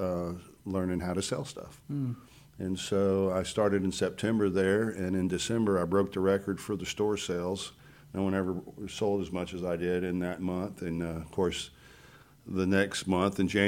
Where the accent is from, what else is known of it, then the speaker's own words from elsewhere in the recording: Conroe, Texas, United States; also born or lived in Los Angeles; I've been here in the Conroe area my entire life, just south of Conroe, behind Tamina